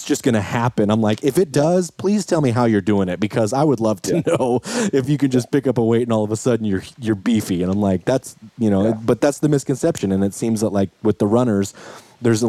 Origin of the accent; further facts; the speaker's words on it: Idaho, United States; I grew up, I mean, I'm from Idaho. So like everybody I know my whole life has hunted forever